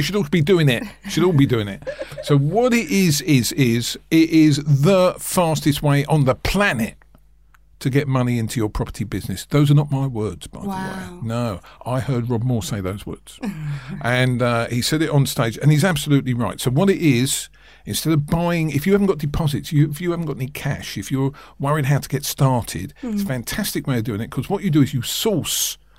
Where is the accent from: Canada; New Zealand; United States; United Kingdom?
United Kingdom; Brighton, South East England; I am from Brighton.